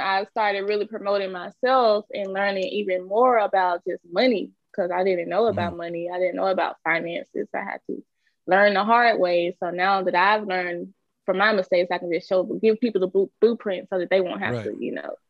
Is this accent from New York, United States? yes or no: no; Memphis, Tennessee, United States; now in Atlanta, United States; I'm from Memphis, Tennessee.